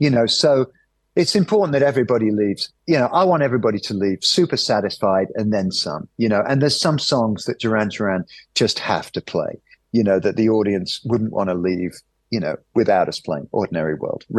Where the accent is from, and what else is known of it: United Kingdom